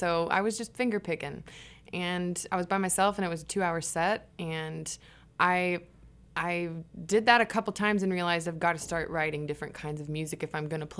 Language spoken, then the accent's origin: English; Memphis, Tennessee, United States; moved away as an adult; now in Kansas City, United States; I'm from Memphis, Tennessee, born and raised, and then moved around a little bit and moved here.